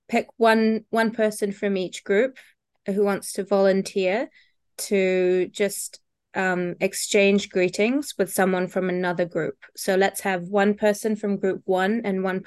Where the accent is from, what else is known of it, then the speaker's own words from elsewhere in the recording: New Zealand; I am a New Zealander and I live with my dog, Billy